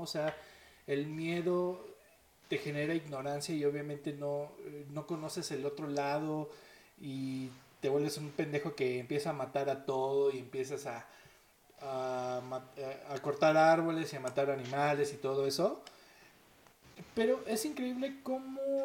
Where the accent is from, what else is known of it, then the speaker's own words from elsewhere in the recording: Mexico; como buenos mexicanos